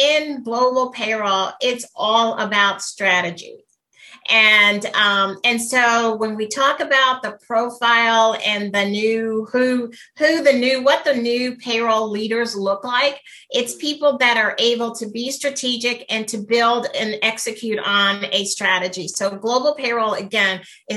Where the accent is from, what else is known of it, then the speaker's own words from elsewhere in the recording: United States; Being American